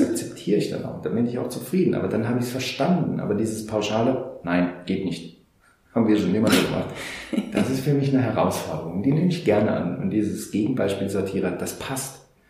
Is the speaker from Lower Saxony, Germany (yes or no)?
no; Saarland, Germany; hier bei uns im Saarland ähm, gibt es sehr viel ähm, Hütten- und äh, Bergbauindustrie und ich hatte damals, also das war 1984, die Ausbildung